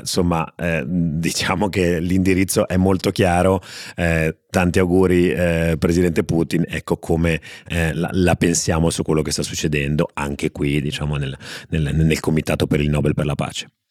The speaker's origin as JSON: {"language": "Italian", "town": "Genoa", "region": "Liguria", "country": "Italy", "said": "è dominato da due voci genovesi"}